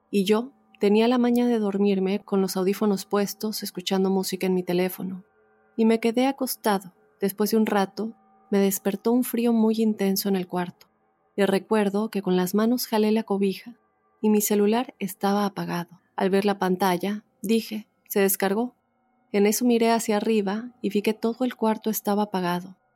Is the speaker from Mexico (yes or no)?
yes; Tijuana, Baja California, Mexico; vivo de lo más tranquilo y feliz al lado de mi familia. Nosotros somos de Tijuana, pero por ciertas circunstancias estamos acá.